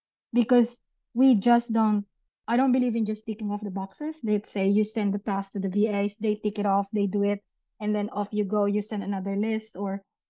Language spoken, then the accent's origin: English; Philippines; moved away as an adult; also born or lived in New Zealand / Dubai; now in Gold Coast, Australia; I'm originally from the Philippines, of course. And my whole family, except my husband, is in the Philippines.